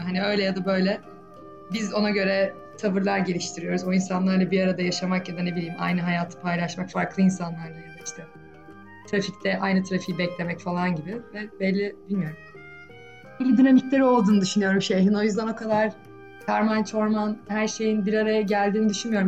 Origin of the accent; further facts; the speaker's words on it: Istanbul, Turkey; benim de doğduğum büyüdüğüm şehir